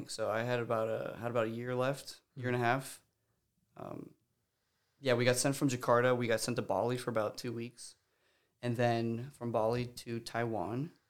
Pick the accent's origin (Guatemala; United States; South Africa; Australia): Guatemala; I wouldn't have traded growing up in Guatemala. I love those people. Um, that was we never we never had to learn Spanish or English. It was just that's we grew up speaking.